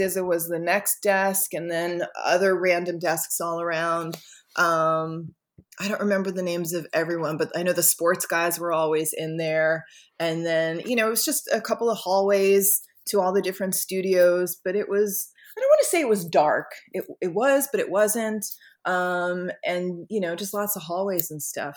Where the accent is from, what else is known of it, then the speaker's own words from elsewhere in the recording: Long Beach, New York, United States; I grew up in Long Beach